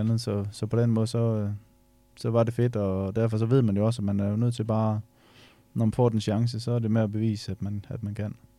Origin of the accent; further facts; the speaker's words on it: Ørum Djurs, Central Denmark Region, Denmark; Det her, det hedder Ørum Djurs, det ligger ude på Djursland.